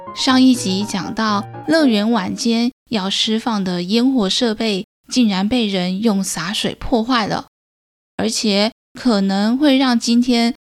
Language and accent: Chinese; Taichung, Taiwan; 身为台中人